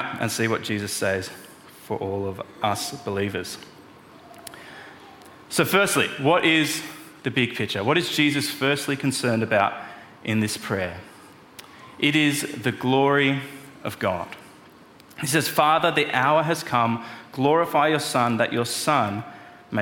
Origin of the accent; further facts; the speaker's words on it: Melbourne, Victoria, Australia; moved away; I'm from Melbourne